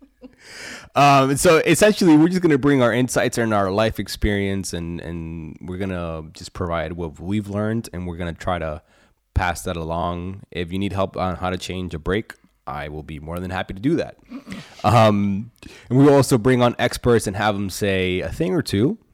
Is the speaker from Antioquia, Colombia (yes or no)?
yes; Medellin, Antioquia, Colombia; now in Pennsylvania, United States; I was born in Medellin, Colombia, down in South America